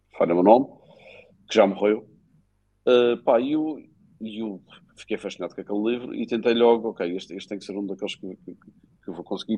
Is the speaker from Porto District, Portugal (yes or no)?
no; Madeira, Portugal; como madeirenses